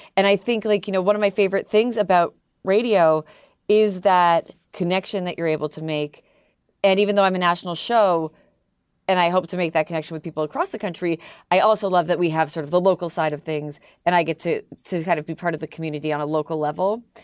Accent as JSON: {"language": "English", "town": "Toronto", "region": "Ontario", "country": "Canada", "accent": "Canadian", "moved": "as an adult", "lives_now": "Philadelphia, United States", "said": "I'm Canadian, I'm the Canadian one"}